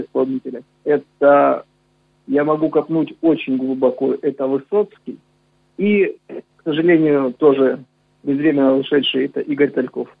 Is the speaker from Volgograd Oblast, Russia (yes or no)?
no; Novocherkassk, Rostov Oblast, Russia; born or raised there